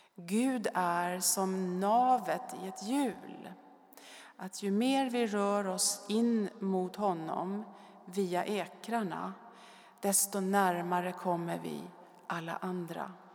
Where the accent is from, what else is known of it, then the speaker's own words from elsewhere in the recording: Stockholm, Stockholm County, Sweden; Jag är född i Stockholm och bodde första fyra åren granne med Bellman på Urvädersgränd, högt uppe på Söders höjder